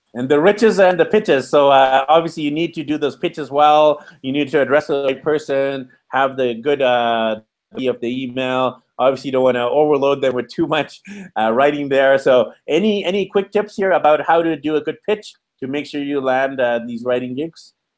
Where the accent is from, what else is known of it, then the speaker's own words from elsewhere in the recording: Canada; I'm from Canada. I'm not in Canada right now. I'm in Mexico